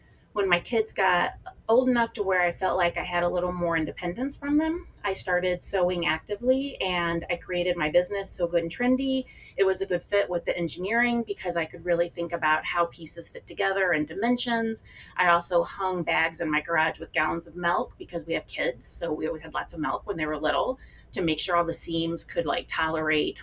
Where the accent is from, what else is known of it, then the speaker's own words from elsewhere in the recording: rural area an hour outside St. Louis, Missouri, United States; I grew up in a rural part of about an hour outside of St. Louis in a small town